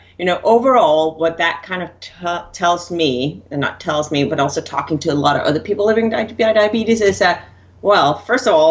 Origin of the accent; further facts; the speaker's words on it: Denmark; moved away as an adult; I grew up in Denmark. So I was still in Denmark back